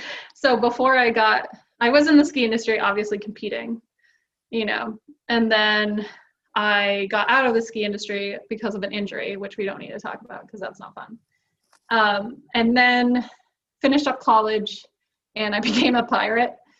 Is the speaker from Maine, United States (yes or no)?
yes; South Portland, Maine, United States; now in North Conway, United States; I was born and raised in Maine. I grew up mostly south of Portland in a place called South Portland